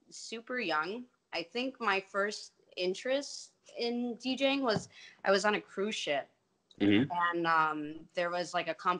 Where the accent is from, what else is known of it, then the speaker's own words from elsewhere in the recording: Glenview, Illinois, United States; I'm from the north suburbs of Glenview